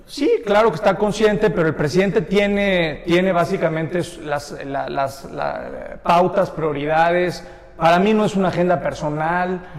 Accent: Mexico; todos somos mexicanos

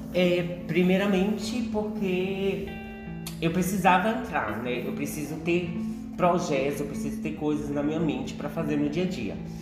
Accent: Cruzeta, Rio Grande do Norte, Brazil; moved away as an adult; also born or lived in Natal / Rio de Janeiro; now in São Paulo, Brazil; eu sou de uma cidade chamada Cruzeta, que é 4 horas de viagem de Natal. Saí de casa muito cedo, né? Saí com 12 tipo, anos do interior, fui morar na capital.

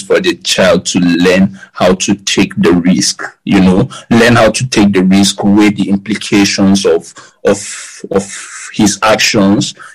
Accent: Kaduna, Kaduna State, Nigeria; we actually grew up in like the ghetto part of Malali in Kaduna.

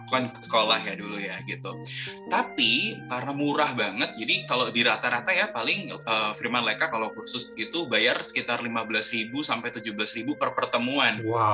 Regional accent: Kediri, East Java, Indonesia; moved away as an adult; also born or lived in Jakarta; aku uh, lahir dan besar di sini

